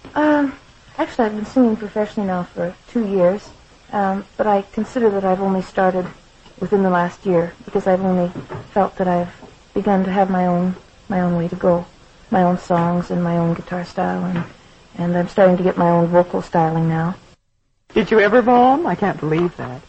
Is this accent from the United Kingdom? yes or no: no; Saskatchewan, Canada; moved away as an adult; now in Detroit, United States; I'm very Canadian. You know that I live in the States now.